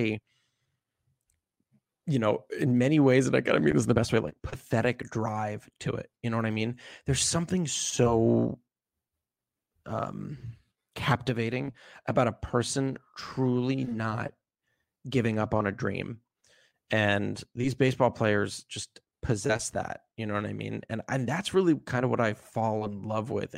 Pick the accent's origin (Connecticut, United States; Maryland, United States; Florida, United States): Maryland, United States; like Ben, I grew up in Maryland, and watching Cal Ripken play as a kid is very inspiring